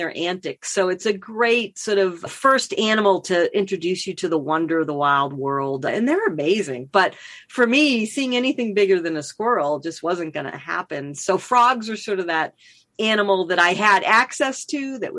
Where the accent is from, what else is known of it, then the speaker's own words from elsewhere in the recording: Massachusetts, United States; also born or lived in Boston; now in Northern California, United States; I grew up in Massachusetts